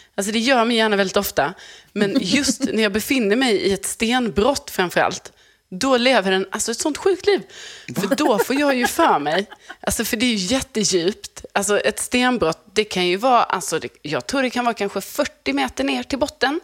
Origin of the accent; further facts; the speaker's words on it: Lund, Skåne, Sweden; jag är uppvuxen i Lund